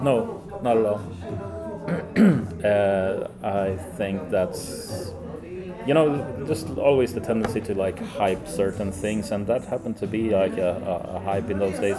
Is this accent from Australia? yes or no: no; Sweden; my family is mostly Finnish actually, but I'm born and born and raised in Sweden.